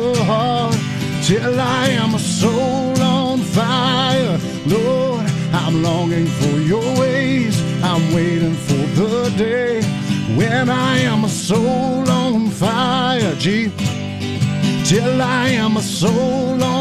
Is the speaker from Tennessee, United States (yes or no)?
no; Alabama, United States; I'm from Alabama